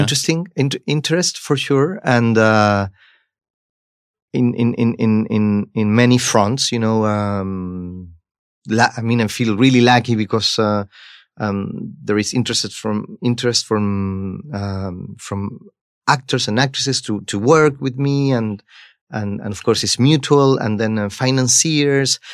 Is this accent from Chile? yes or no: yes; Chile; I come from Chile